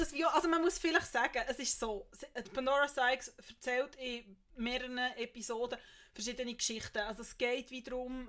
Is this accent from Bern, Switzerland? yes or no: yes; Bern, Switzerland; als Bernerin